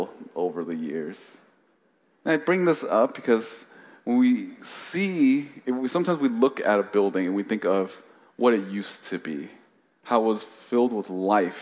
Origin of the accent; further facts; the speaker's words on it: Oakland, California, United States; I grew up in the East Bay in Oakland